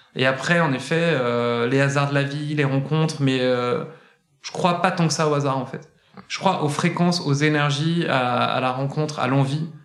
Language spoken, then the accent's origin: French; Saint-Étienne, Auvergne-Rhône-Alpes, France; moved away as an adult; now in Paris, France; je suis né, je suis né sur notre belle et magnifique terre verte et charbonneuse de, Saint-Étienne. Euh, il y a quelques années maintenant quand même. Et j'ai grandi